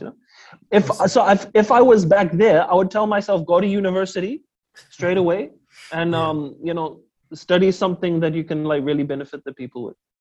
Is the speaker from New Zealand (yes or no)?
yes; Auckland, New Zealand; I'm born and raised New Zealander